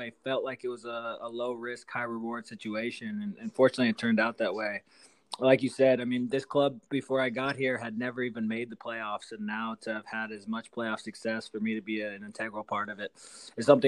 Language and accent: English; Indianapolis, Indiana, United States; moved away as an adult; also born or lived in Seattle; now in Canada; where I grew up in Indianapolis